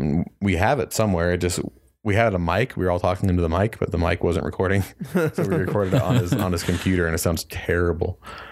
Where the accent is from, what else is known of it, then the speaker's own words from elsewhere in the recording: Kearns, Utah, United States; I grew up in Kearns, Utah, and went to high school with Chris.